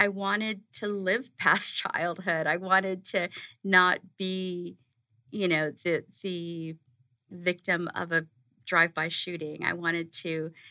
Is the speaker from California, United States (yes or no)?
yes; Los Angeles, California, United States; moved away as an adult; also born or lived in New York, United States; now in Arizona, United States; I grew up in East LA and in a neighborhood where you had, you know, 2 options to get out.